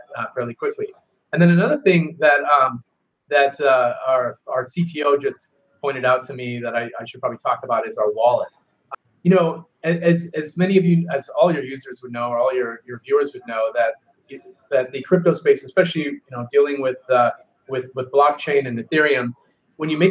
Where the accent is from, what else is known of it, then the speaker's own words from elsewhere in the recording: Seattle, Washington, United States; I'm from Seattle